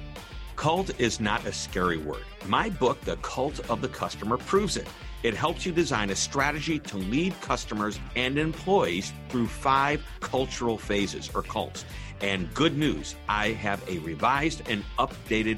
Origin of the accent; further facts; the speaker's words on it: St. Louis, Missouri, United States; I'm from St. Louis, Missouri